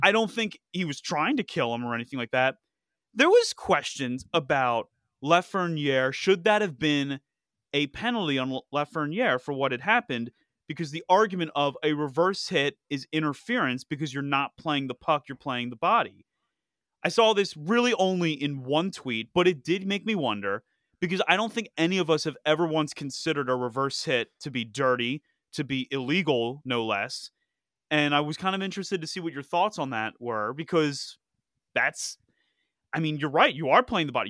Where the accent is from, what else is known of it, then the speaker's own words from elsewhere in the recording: Philadelphia, Pennsylvania, United States; my hometown, Philadelphia